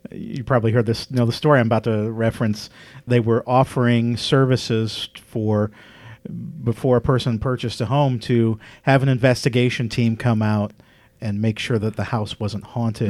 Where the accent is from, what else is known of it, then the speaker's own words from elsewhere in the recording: Midwest, United States; moved away; I'm from the Midwest originally